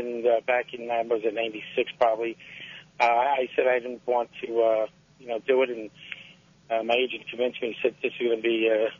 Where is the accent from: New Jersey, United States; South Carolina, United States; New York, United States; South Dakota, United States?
New York, United States; New York City; growing up in New York and in Brooklyn